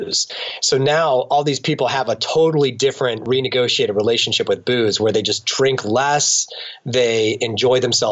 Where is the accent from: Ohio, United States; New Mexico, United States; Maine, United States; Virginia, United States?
Ohio, United States; Akron; here in my hometown in Akron